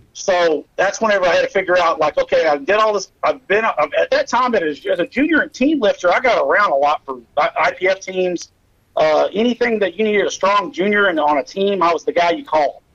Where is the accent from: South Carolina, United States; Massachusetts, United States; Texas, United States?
Texas, United States; Pottsboro; also born or lived in Sherman, Texas / Hillsboro, Kansas; I was born in Sherman, Texas, grew up in a town called Pottsboro, which is a lake community on Oklahoma Texas border